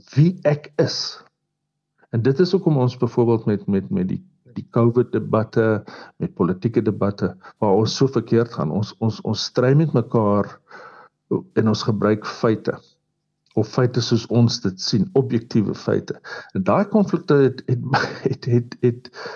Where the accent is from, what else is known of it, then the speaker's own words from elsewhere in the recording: South Africa; ons as Suid-Afrikaners